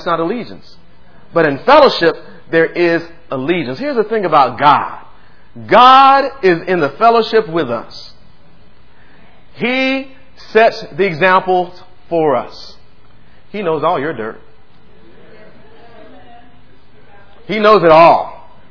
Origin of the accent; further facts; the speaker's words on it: United States; I was born here in the United States of America